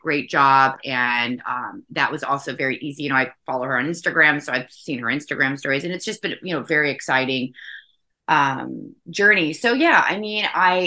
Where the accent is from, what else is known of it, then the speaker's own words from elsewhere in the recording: the South, United States; I am from the South